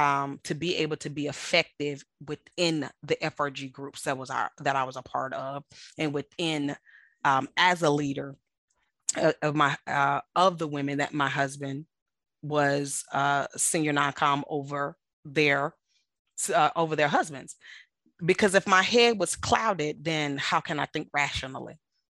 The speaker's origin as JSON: {"language": "English", "country": "United States", "said": "I love being American, and I love my freedom of speech and the freedom of the press"}